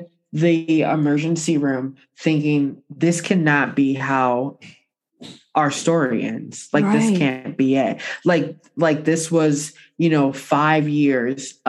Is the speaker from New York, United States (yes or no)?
yes; Buffalo, New York, United States; I was born in Buffalo